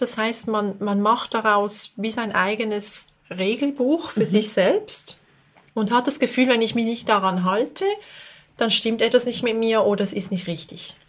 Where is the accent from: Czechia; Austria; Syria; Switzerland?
Switzerland; Basel, Basel-Stadt; now in Bern, Switzerland; ich komme eigentlich aus Basel, aber ich lebe in Bern.